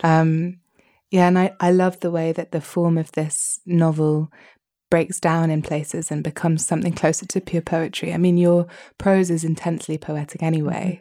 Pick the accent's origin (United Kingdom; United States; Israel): United Kingdom; as a Brit